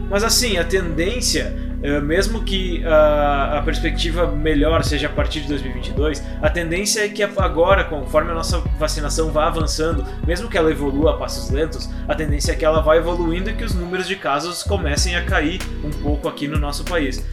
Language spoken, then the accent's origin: Portuguese; Brazil; como brasileiros